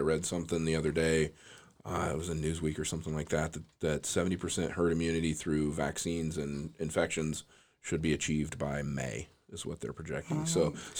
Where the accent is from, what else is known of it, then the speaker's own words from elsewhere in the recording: Midwest, United States; Thank God I'm from the Midwest. I'm like super Midwest.